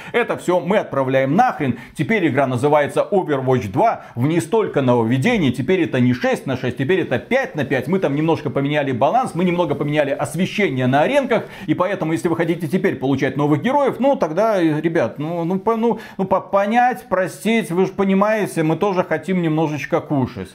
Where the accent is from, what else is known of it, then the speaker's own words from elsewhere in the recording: Belarus; я белорус